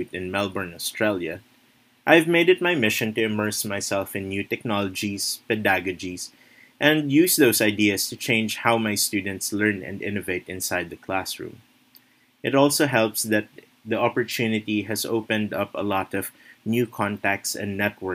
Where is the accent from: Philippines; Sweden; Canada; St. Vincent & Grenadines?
Philippines; I am from the Philippines and I have been teaching social studies for over 5 years